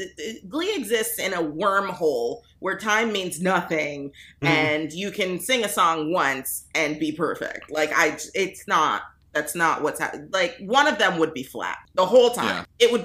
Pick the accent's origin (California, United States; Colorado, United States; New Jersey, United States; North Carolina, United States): California, United States; I'm a coastal elite. I'm from California.